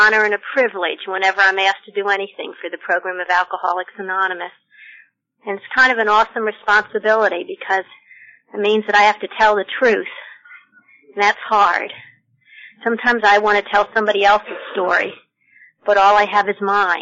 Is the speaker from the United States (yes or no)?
yes; Pennsylvania, United States; moved away as an adult; also born or lived in Statesboro, Georgia; now in Sea Island, United States; I was born in Pennsylvania.